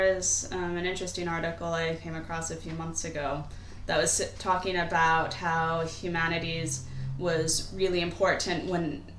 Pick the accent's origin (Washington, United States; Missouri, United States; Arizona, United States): Washington, United States; Seattle; now in United Kingdom